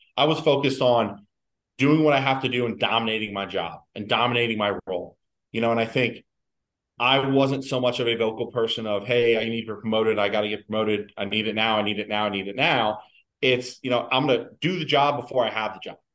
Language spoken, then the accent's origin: English; Philadelphia, Pennsylvania, United States; moved away as an adult; also born or lived in Cleveland; now in New York City, United States; I, I, started out in Philly and in, in, in, my hometown